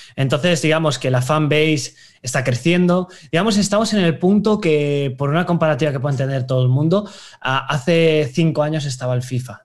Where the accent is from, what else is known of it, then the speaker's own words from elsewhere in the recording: Valencia, Valencian Community, Spain; yo soy de Valencia